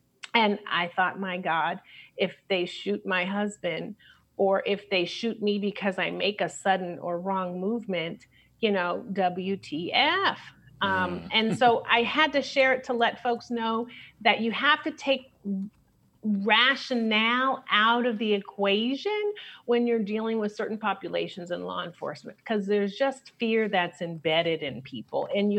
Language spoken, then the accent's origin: English; Brooklyn, New York, United States; also born or lived in Chicago; now in California, United States; I was born in Chicago and then I lived in New York because my mother is an actress. And so she moved us to Brooklyn before it was hip to try to make it in the business.